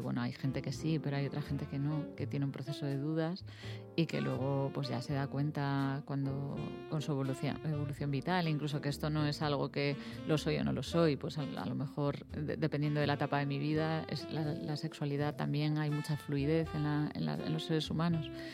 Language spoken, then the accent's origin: Spanish; A Coruña, Galicia, Spain; yo soy coruñesa